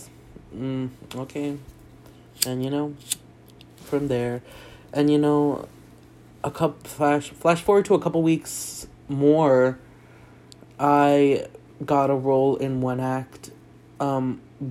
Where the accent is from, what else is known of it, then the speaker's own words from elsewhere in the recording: South Texas, United States; moved away as an adult; also born or lived in El Paso; I grew up in South Texas right next to Mexico